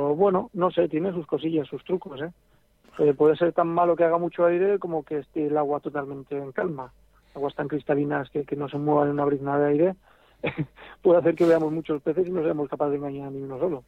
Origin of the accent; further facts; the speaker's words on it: El Grado, Aragon, Spain; no soy de Barbastro, pero soy de un pueblecito al lado. Ah, Aquí soy un poquito más al Pepineo. Nada, a 10 minutos de Barbastro, en el grado